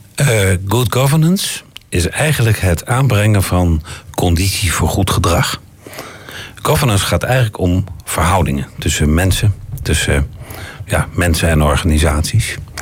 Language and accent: Dutch; Netherlands; moved away; Ik profileer mij ook niet direct als Nederlander